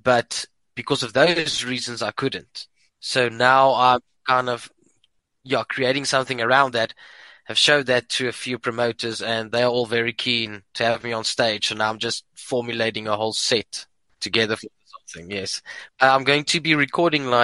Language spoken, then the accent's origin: English; Port Elizabeth, Eastern Cape, South Africa; moved away as an adult; now in Pretoria, South Africa; I'm from Port Elizabeth